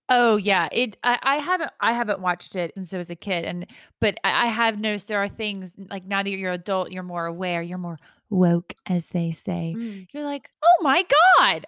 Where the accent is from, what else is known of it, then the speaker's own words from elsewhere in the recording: Georgia, United States; I'm from, I'm from Georgia